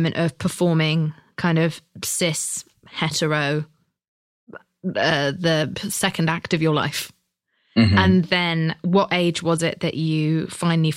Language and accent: English; United Kingdom; I'm British.